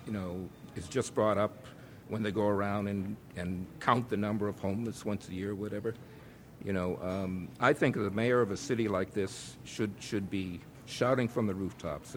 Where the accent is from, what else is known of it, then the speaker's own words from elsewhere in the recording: Boston, Massachusetts, United States; when I was growing up in Roxbury, we didn't have any money